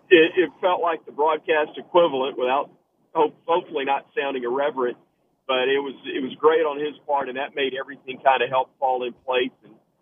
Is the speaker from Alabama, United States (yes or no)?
yes; Alabama, United States; I grew up in Alabama, been an Alabama fan my whole life.